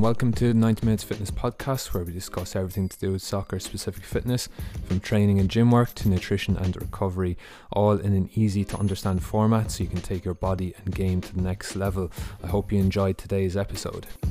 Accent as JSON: {"language": "English", "country": "Ireland", "also_born_or_lived": "Ohio, United States", "moved": "as an adult", "said": "I come from Ireland, and in twenty fifteen, um, I left Ireland, uh, to go to the United States"}